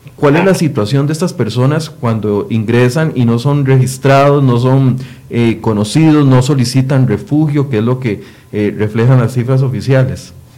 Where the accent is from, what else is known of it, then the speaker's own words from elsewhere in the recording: Costa Rica; como costarricense